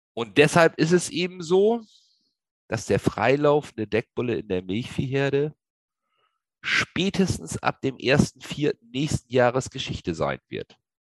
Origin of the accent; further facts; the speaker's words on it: Lower Saxony, Germany; Ich komme aus dem Raum Niedersachsen